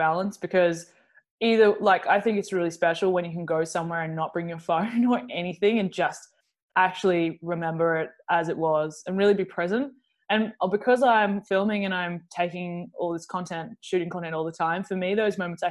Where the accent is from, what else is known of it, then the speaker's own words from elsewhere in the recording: Melbourne, Victoria, Australia; I'm from Melbourne. I'm not normally in Melbourne. Basically, like, I was born here and I have a base here